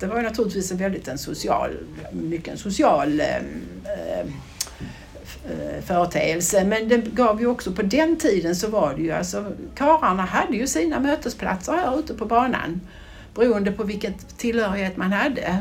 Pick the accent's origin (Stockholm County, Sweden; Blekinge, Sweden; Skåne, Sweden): Skåne, Sweden; Brodda stud farm; jag är ju då eh, född och uppvuxen i eh, på stallgången som jag brukar säga ute på Bråda stuteri